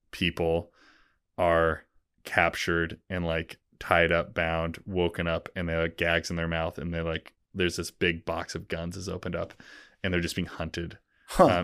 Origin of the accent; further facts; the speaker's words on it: West Coast, United States; I grew up on the West Coast, like I just never, I was like, it was … or die.